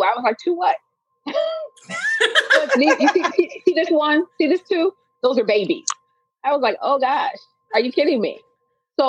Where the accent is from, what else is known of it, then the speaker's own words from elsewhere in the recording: Kentucky, United States; a little girl growing up in Kentucky